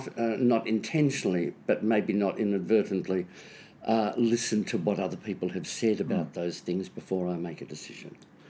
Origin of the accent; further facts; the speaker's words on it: Melbourne, Victoria, Australia; I was born in Melbourne.